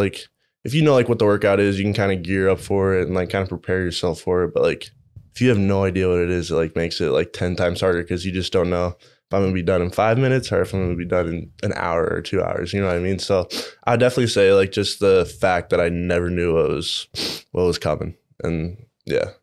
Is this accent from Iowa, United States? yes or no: yes; Iowa City, Iowa, United States; I grew up in Iowa City, went to uh, City High